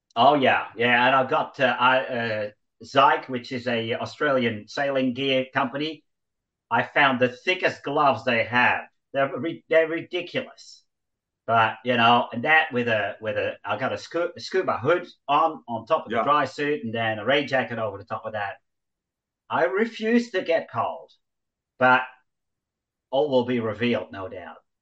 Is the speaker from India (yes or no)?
no; Netherlands; moved away; growing up in Holland, you cycle everywhere